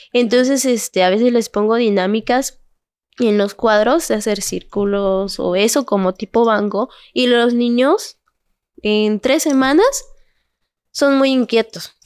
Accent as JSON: {"language": "Spanish", "town": "Cintalapa", "region": "Chiapas", "country": "Mexico", "tie": "born or raised there", "said": "Soy originaria de aquí de Cintalapa."}